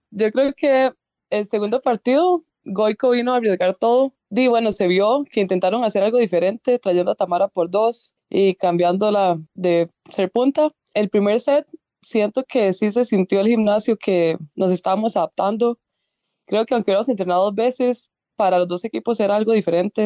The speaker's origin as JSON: {"language": "Spanish", "town": "Grecia", "region": "Alajuela", "country": "Costa Rica", "said": "yo soy de Grecia"}